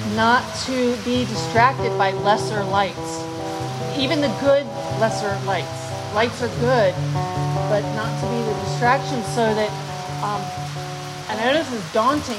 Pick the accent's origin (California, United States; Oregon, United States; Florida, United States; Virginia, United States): Florida, United States; I grew up in Florida